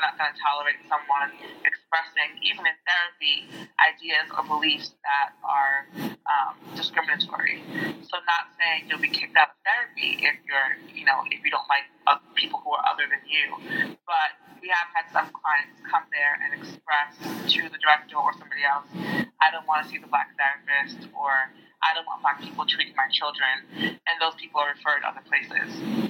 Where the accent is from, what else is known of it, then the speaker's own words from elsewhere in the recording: Jamaica; So I was always identifying as a Jamaican person. And I think that that made me other from people around me anyway.